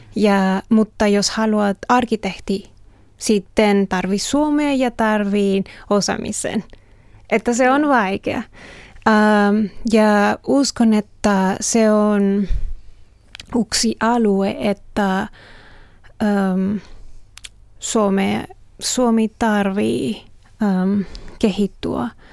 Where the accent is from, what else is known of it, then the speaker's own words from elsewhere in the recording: Mexico; Finnish is a second language; now in Finland; olen Meksikosta